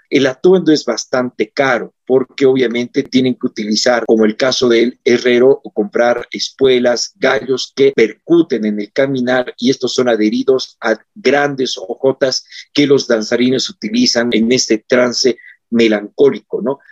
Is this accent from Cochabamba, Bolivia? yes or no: no; Oruro, Bolivia; Yo soy muy orureño